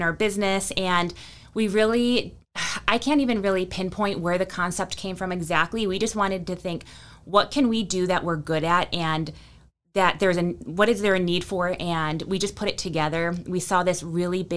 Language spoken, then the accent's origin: English; Buffalo, New York, United States; moved away as an adult; also born or lived in Colorado; now in Winston-Salem, United States; I grew up in Buffalo, New York